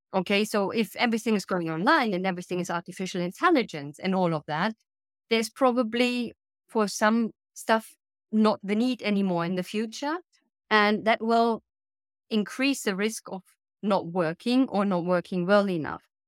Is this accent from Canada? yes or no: no; Germany; also born or lived in United Kingdom / Sweden; now in Italy; I'm based in Italy now, but I'm originally from Germany